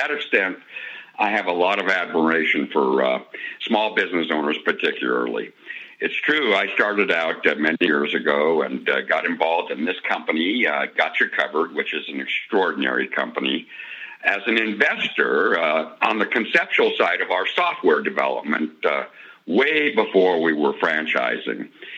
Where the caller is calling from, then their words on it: Denver, Colorado, United States; I'm calling you from the great state of Colorado in the Denver metropolitan area.